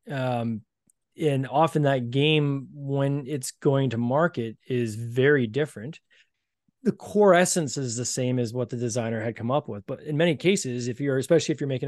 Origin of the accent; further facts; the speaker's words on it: Canada; Like I'm Canadian.